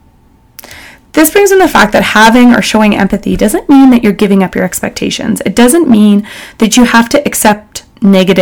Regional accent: Calgary, Alberta, Canada; So being born and raised in Calgary by all rights in a privileged family

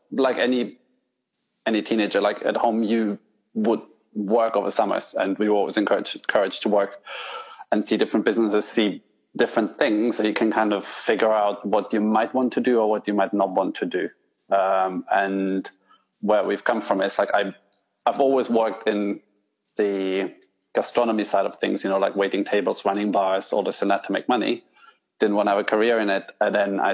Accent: northern Italy, Italy; moved away as an adult; now in England; I grew up in Italy, the north of Italy

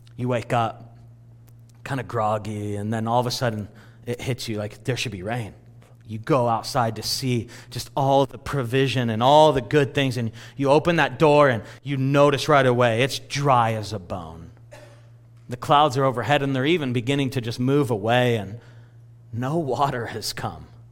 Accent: California, United States; all of us that were born and raised in California

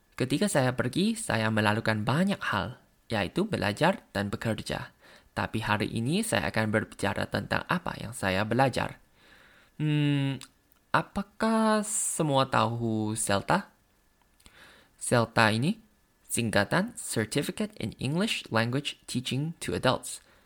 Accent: Thailand; Indonesian is a second language; dari Thailand.

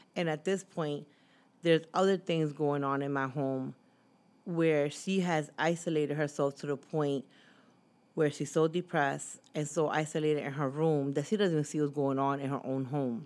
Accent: Philadelphia, Pennsylvania, United States; also born or lived in Massachusetts; I came two Philadelphia, to live in Philadelphia at the age of five, but I was born in Lower Massachusetts

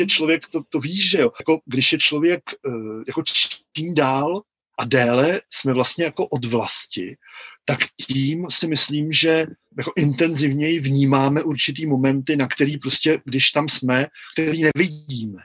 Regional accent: Czechia; now in Tokyo, Japan; já nejsem Japonec jsem Čech jak poleno

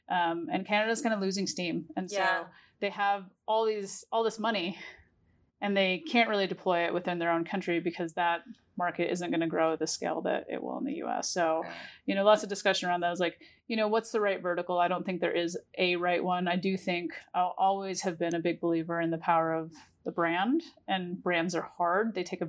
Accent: New York, United States; And now, as a New Yorker and the East Coast coming online

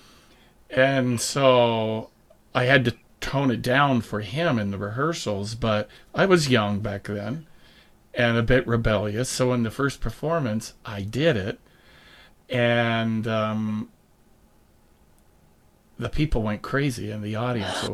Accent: Fontana, California, United States; I was raised in Fontana

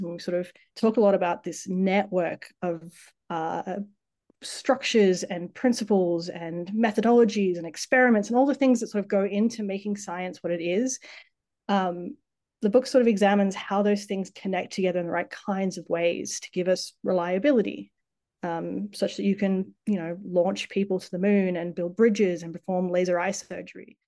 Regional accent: Tasmania, Australia; moved away as an adult; also born or lived in Sydney, Australia / San Diego, United States; growing up in Tassie, my parents were both biologists. Um, they moved to Tasmania to work for CSIRO

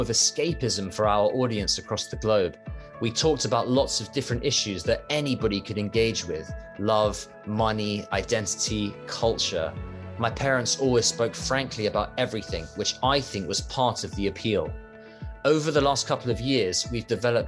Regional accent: United Kingdom; When I was growing up, we often saw Chinese members of the family in the UK

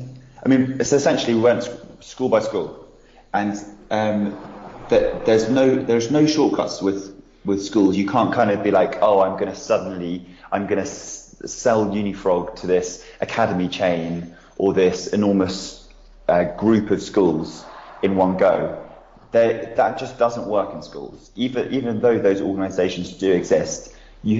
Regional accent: United Kingdom; as a British person

